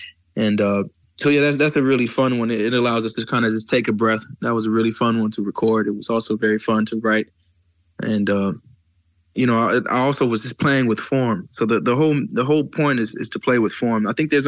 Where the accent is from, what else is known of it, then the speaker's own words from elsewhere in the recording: the South, United States; I grew up in the South, so I grew up around, I'm sorry about that. I grew up with a certain type of soul and blues